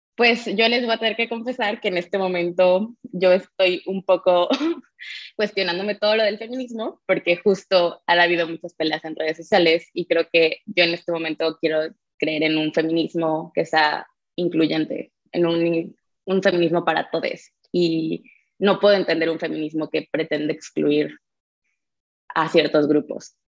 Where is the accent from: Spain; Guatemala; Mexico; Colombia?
Mexico; ser mujer en México